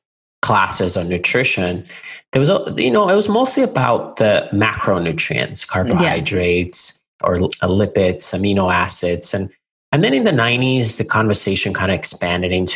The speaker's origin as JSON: {"language": "English", "country": "Finland", "moved": "yes", "said": "I'm originally from Finland, hence the really difficult name by a vowel. And I'm a 13th generation family farmer. So our family has had, at least since 1619, a farm in near the town of Nokia, Finland"}